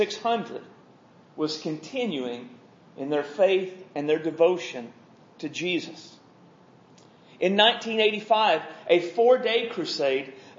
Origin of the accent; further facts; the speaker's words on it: United States; I'm an American and I know what goes on in the church in America